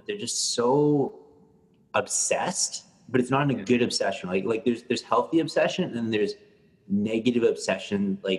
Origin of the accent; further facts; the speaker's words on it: Canada; I'm Canadian, though.